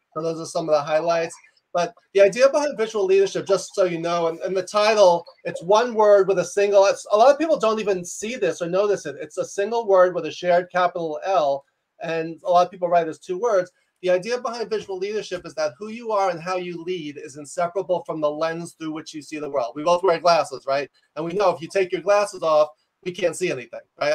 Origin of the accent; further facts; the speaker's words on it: New York, United States; I'm a New Yorker